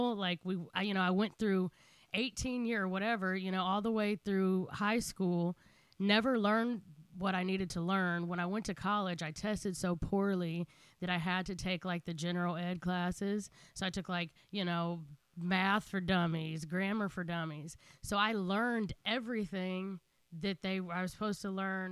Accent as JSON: {"language": "English", "town": "Kansas City", "region": "Missouri", "country": "United States", "tie": "born or raised there", "said": "I grew up in Kansas City, Missouri"}